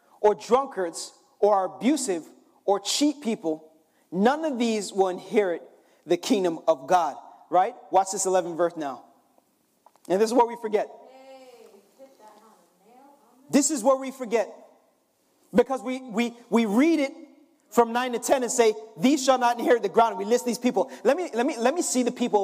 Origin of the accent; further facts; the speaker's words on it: Jamaica; I'm Jamaican